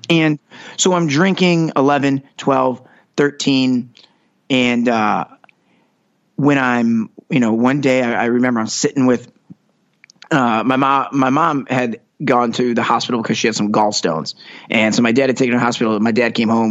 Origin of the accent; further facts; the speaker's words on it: Detroit, Michigan, United States; moved away as an adult; now in Los Angeles, United States; growing up in Metro Detroit, I was I always joke, you know, I grew up on a street named Carroll Street